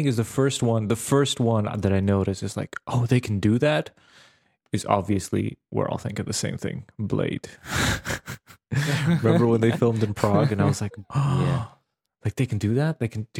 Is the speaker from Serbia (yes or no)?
yes; Serbia; because I grew up in Serbia and I visited Slovakia, the northern part of Serbia, which for a long time were Austrian, Hungarian places